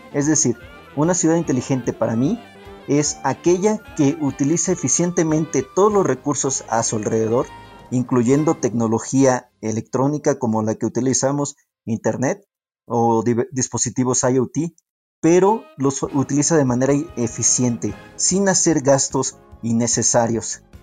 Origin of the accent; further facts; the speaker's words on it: Mexico City, Mexico; soy eh, originario de la Ciudad de México